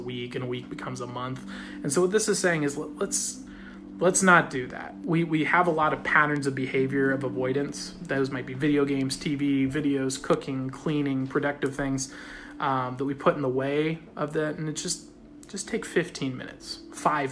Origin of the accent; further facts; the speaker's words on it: Australia; I'm Australian.